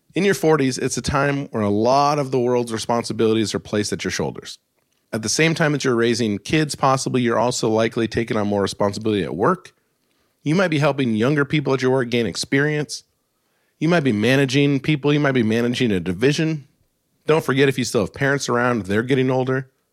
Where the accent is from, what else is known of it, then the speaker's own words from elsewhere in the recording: Alaska, United States; I grew up in Alaska in the snow